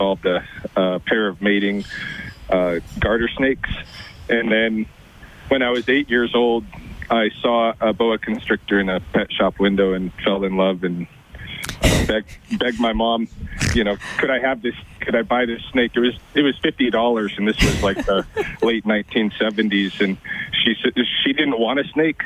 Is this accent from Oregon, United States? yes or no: yes; Oregon, United States; moved away as an adult; also born or lived in Louisiana / Boston, Massachusetts; now in Lethbridge, Canada; I grew up in Oregon